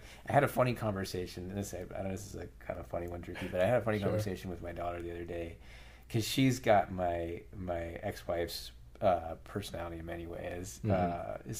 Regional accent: Brookline, Massachusetts, United States; I grew up just outside of Boston, like an hour from Fenway Park in Brookline

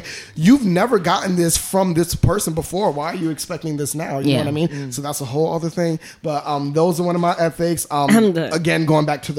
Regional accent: New York City, New York, United States; I'm from Brownsville. I'm from the hood

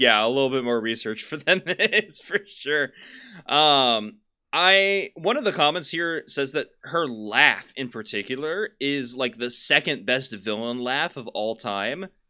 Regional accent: Kansas, United States; we're from Kansas.

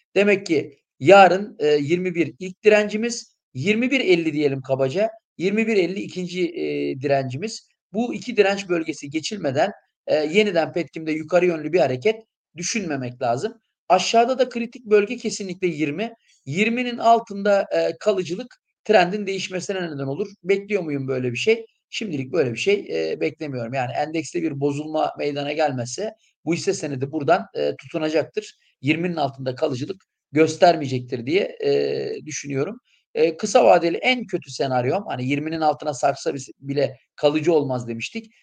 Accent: İskenderun, Hatay, Turkey; moved away; ben kendim de İskenderunluyum.

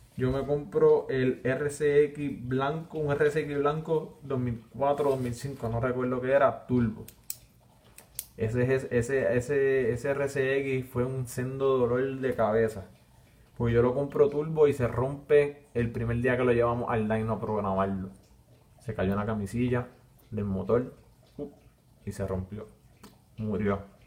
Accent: Villalba, Puerto Rico; accent: arrastro la R; soy de Villalba y arrastro la R

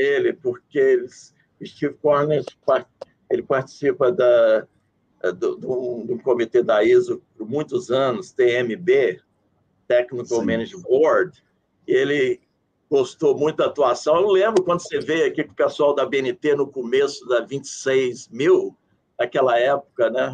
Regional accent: Brazil; moved away as an adult; now in Washington, United States; sou do Brasil

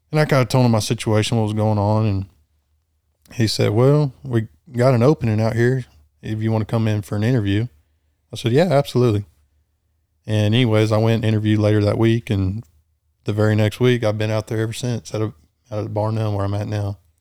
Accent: Bronte, near San Angelo, Texas, United States; I grew up in between Bryant and Blackwell, Bryant, about thirty miles north of San Angelo

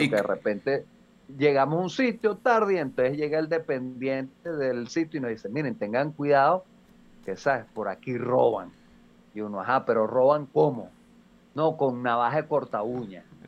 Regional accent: Venezuela; now in Mexico

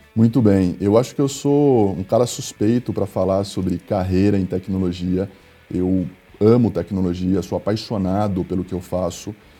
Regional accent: Agudos, São Paulo, Brazil; Eu sou natural de uma cidade do interior do estado de São Paulo, chamada Agudos

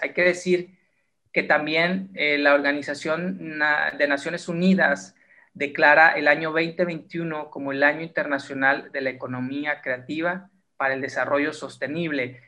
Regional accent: Mexico; como mexicanos tenemos una creatividad muy particular y muy especial

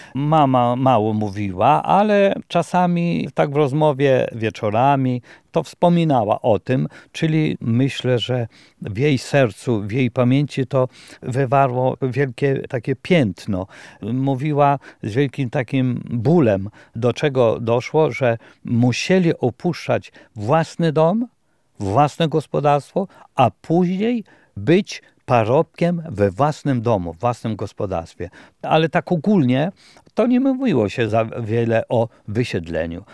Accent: Deszkowice, Lublin Voivodeship, Poland; moved away; mojej rodzinnej wioski

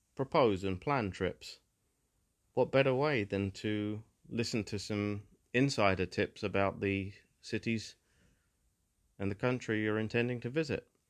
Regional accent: England, United Kingdom; As somebody who was born into England and who definitely grew up appreciating a lot of the natural beauty in the historical beauty, the buildings, the cities, the towns and villages of my home country

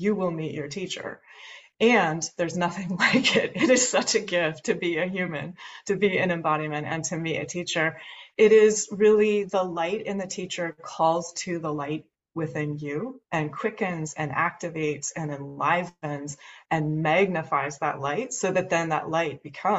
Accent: Pacific Northwest, United States; I grew up in the Pacific Northwest in the United States.

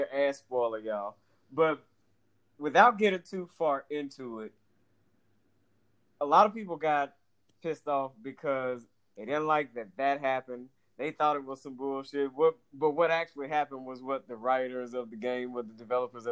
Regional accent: Atlanta, Georgia, United States; growing up in Atlanta

